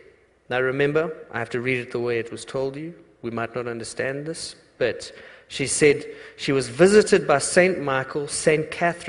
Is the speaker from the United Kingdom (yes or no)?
yes; England, United Kingdom; now in United States; And know also that I'm English, so it's hard for me to tell the story.